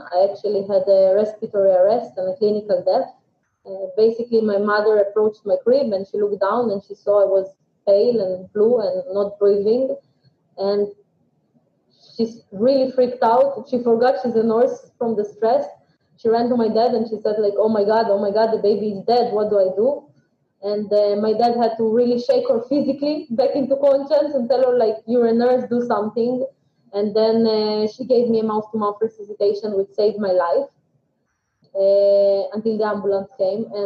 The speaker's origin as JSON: {"language": "English", "country": "Ukraine", "tie": "born or raised there", "moved": "yes", "lives_now": "Israel", "said": "So uh, I currently live in Israel, but uh, I wasn't born here. I was born in Ukraine in 1986."}